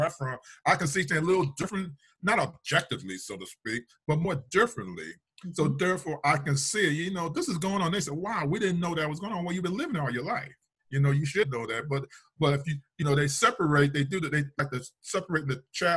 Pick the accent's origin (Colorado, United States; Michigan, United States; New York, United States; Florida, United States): Michigan, United States; Detroit; now in Minnesota, United States; I was born in Detroit